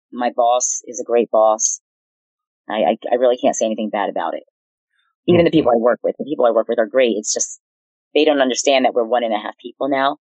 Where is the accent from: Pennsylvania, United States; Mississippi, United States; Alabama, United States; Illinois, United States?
Pennsylvania, United States; Easton; also born or lived in Atlanta; Um, Easton, Pennsylvania.